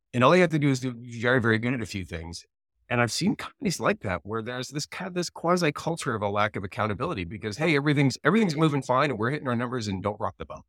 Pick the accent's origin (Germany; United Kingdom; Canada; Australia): Canada; I'm Canadian